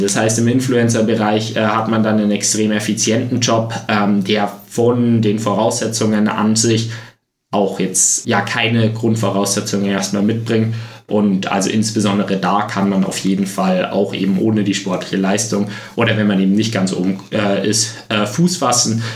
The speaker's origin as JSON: {"language": "German", "town": "Freising", "region": "Bavaria", "country": "Germany", "tie": "born or raised there", "said": "in meiner Heimatstadt, eben in Freising"}